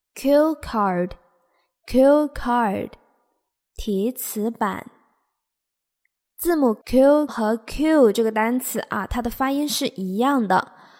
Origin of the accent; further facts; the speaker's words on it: China; 我们中国人